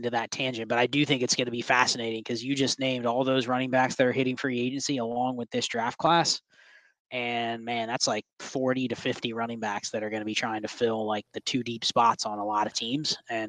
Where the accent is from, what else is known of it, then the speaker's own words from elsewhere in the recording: Columbus, Ohio, United States; Growing up in Columbus and in Ohio